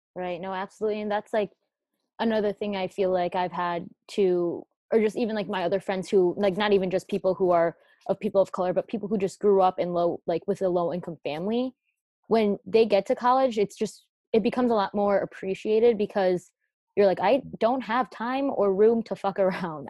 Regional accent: United States; I was born here in America

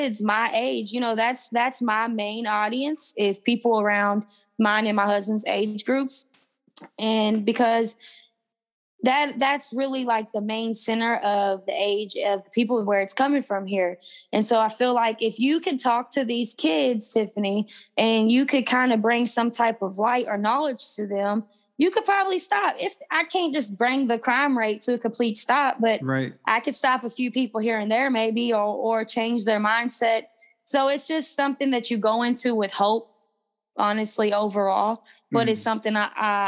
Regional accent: Louisville, Kentucky, United States; where I'm from Louisville, Kentucky.

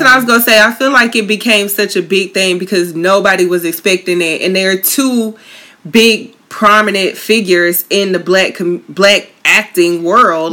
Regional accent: Tallahassee, Florida, United States; FAMU 850, my hometown

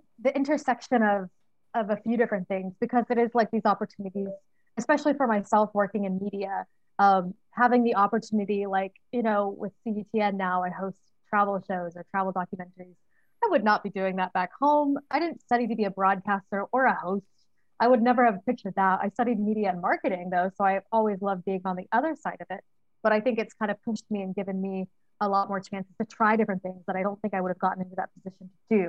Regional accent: Texas, United States; moved away as an adult; now in Beijing, China; I'm from Texas.

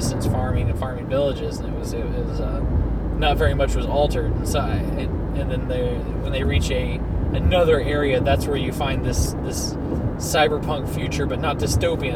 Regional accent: West Virginia, United States; I'm from West Virginia

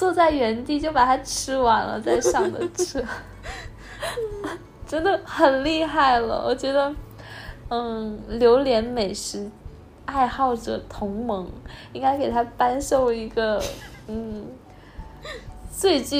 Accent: northern China, China; 我觉得我小的时候就水果啊，你就就一大兜一大兜买就好了。尤其我们我们是北方人，然后不像南方是一两颗那样子买，我们是就一下子买两大兜的那一种，

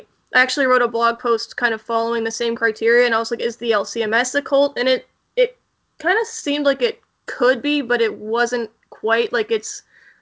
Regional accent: Pittsburgh, Pennsylvania, United States; I'm from Pittsburgh

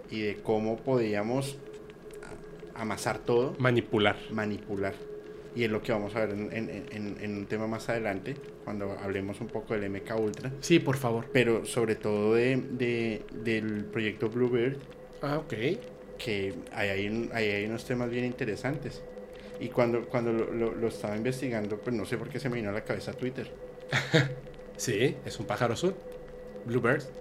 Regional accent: Colombia; yo soy de Colombia, no de México.

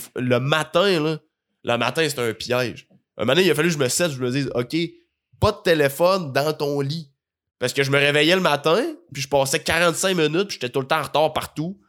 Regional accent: Rimouski, Quebec, Canada; now in Montreal, Canada; j'ai grandi à Rimouski, mais dans une famille gaspésienne

